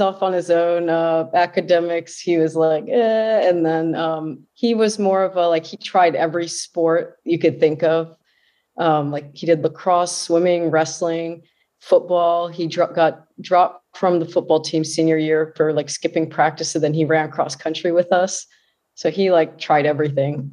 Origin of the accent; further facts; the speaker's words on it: Fairfax, Virginia, United States; I was born and raised in Fairfax, Virginia, which is a suburb just outside of Washington, D C